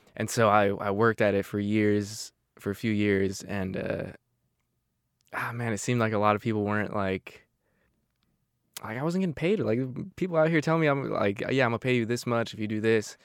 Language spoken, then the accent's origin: English; Arizona, United States; now in Marysville, United States; I'm from Arizona, it's just not a whole, whole lot going on